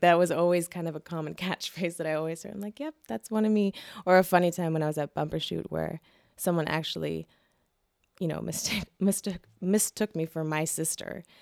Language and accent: English; Seattle, Washington, United States; also born or lived in Boston; I went back to, uh, Seattle. So I lived in Boston from two thousand, uh, six to two thousand eleven. So solid five years there. And then I decided I wanna go back home